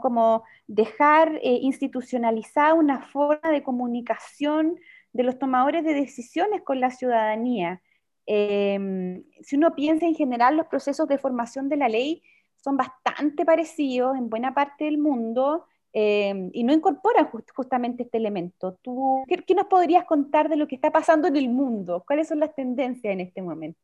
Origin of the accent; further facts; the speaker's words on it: Chile; Nosotros somos un país latinoamericano